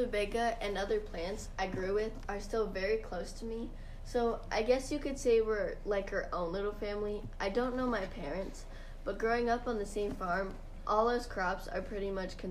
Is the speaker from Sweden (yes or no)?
yes; Sweden; now in Washington, United States; Oh, well, I'm originally from Sweden. That's where rutabaga grow primarily. And like I said earlier, I now live on a small farm in Washington.